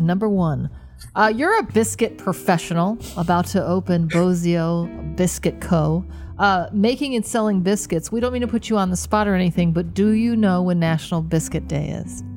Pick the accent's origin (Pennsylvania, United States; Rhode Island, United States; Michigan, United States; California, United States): Michigan, United States; moved away; we're moving back to Michigan, my hometown